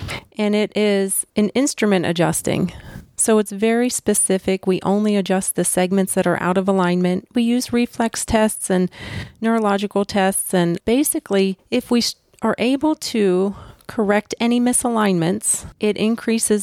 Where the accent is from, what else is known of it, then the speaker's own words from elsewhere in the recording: New Wilmington, Pennsylvania, United States; moved away; also born or lived in Youngstown, Ohio; I grew up just 25 minutes from here. Went to New Wilmington High School.